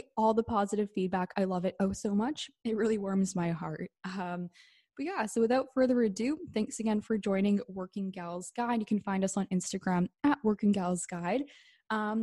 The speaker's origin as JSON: {"language": "English", "town": "Vancouver", "region": "British Columbia", "country": "Canada", "also_born_or_lived": "Calgary", "said": "We're both from Vancouver, British Columbia, and Canada"}